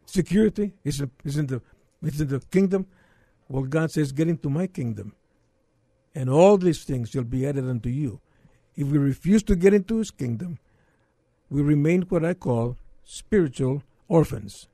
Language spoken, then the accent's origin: English; McAllen, Texas, United States; moved away as an adult; now in San Antonio, United States; I was born in McAllen many years ago